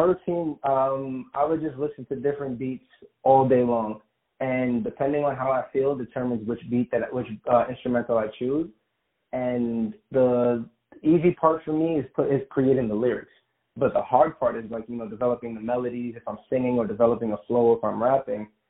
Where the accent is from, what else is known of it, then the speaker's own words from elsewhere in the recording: New York City, New York, United States; moved away; also born or lived in Long Island, New York; born and raised in Brooklyn, New York, but then I moved out to Long Island for a little more than half my life